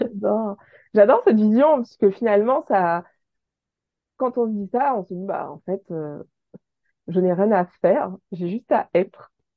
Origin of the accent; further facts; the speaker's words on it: Guadeloupe; chez nous en Guadeloupe